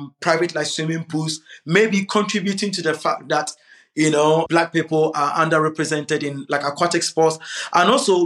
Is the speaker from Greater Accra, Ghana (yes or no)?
no; Kumasi, Ashanti, Ghana; now in London, United Kingdom; I grew up in Ghana, Kumasi